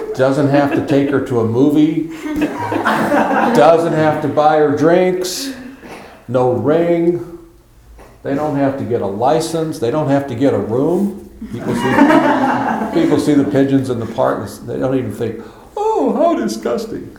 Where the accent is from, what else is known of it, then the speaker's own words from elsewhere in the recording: United States; I'm an old man limping around and I'm an American